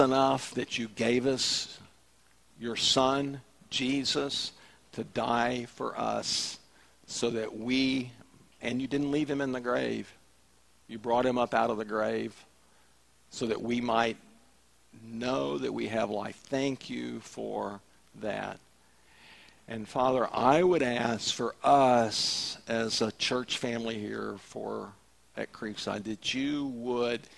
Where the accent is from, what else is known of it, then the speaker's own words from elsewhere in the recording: the South, United States; We're from the South